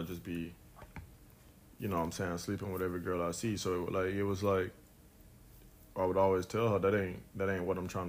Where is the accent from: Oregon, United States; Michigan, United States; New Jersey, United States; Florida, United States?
Florida, United States; Fort Pierce; I'm from Fort Pierce, Florida.